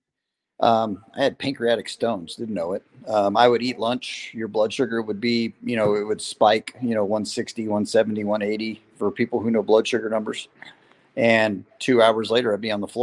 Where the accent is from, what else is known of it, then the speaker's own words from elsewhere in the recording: San Diego, California, United States; also born or lived in Las Vegas, Nevada; I was born in Vegas. I've been a racer my entire life. I was conceived at a racetrack. I was born at a racetrack. And my dad, being in the Navy, retired out of San Diego. So I spent a lot of time between the Valley in Vegas and the oceans in Southern California. And I would consider San Diego more my home than Las Vegas